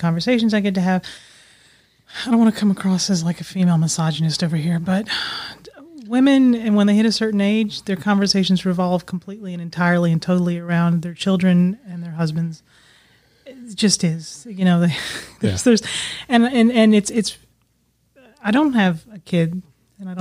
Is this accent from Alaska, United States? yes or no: yes; Alaska, United States; also born or lived in Bahrain; now in Arkansas, United States; I grew up in Alaska